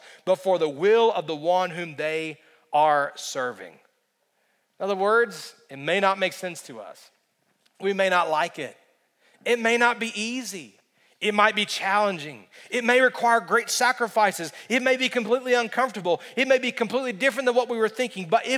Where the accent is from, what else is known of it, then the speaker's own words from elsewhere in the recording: United States; as an American